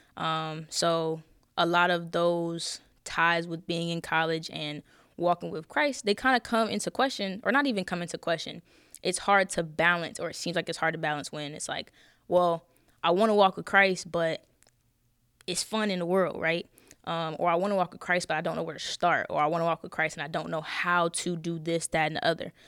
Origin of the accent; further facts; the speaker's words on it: Charlotte, North Carolina, United States; I'm from Charlotte. I ain't tell y'all that. I'm from Charlotte.